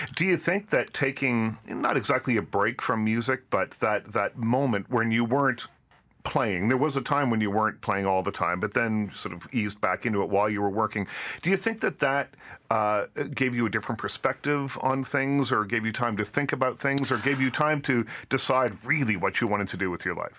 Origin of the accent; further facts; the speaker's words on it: Canada; growing up in Canada